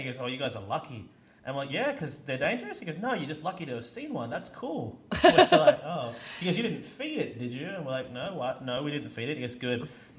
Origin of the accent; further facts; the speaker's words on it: Australia; I'm from Australia, where everything can kill you, but nothing can eat you.